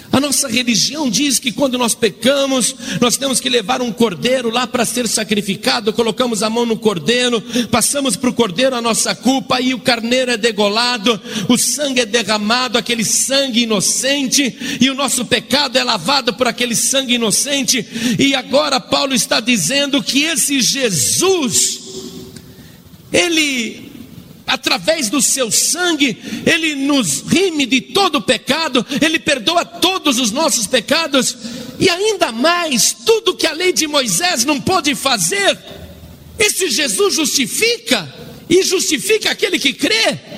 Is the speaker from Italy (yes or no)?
yes; Italy; now in Guaratinguetá, Brazil; E eu estou há quatro anos no Brasil, eu sou italiano, eu sou padre ali em Guaratinguetá